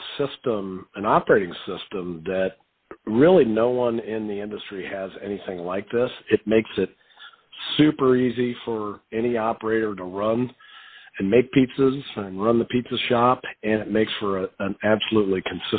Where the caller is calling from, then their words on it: Columbus, Ohio, United States; Calling from beautiful Columbus, Ohio.